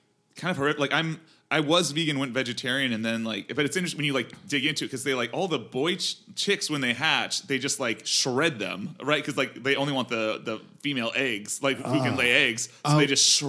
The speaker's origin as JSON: {"language": "English", "town": "Los Angeles", "region": "California", "country": "United States", "tie": "born or raised there", "also_born_or_lived": "Hemet, California", "said": "I was born in Hemet, California, which is kind of near Joshua Tree. And then I moved here when I was 10."}